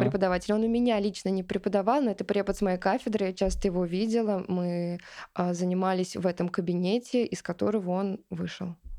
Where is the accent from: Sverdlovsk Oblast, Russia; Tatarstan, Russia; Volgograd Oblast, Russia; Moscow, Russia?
Tatarstan, Russia; Kazan; я из Казани